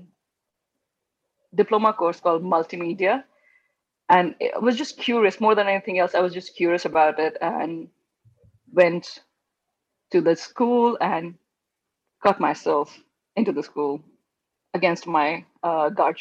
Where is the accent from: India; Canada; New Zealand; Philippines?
India; moved away as an adult; also born or lived in London, United Kingdom / Dubai, United Arab Emirates / Amsterdam, Netherlands; now in California, United States; I was born in India. Being an Indian, and growing up in an Indian family